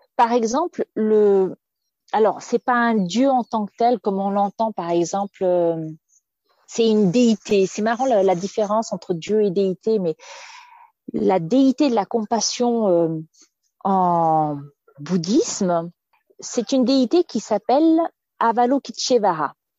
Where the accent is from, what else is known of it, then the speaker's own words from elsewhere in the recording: France; je suis française, donc j'ai baigné dans une certaine éducation.